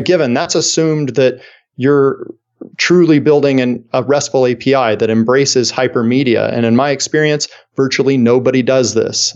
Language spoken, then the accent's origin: English; Kansas City, United States; my hometown here of Kansas City